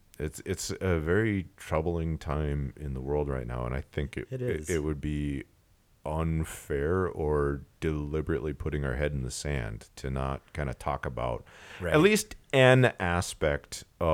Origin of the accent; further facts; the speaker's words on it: Alaska, United States; because growing up in Alaska, I love Russian language.